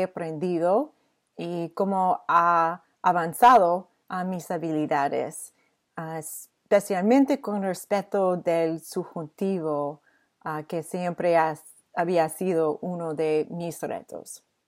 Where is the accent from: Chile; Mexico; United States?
United States; Michigan; Spanish is a second language; soy de Michigan, Estados Unidos